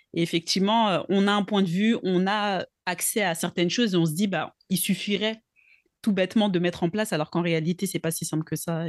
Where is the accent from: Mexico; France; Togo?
Togo; je suis originaire du Togo donc en Afrique de l'Ouest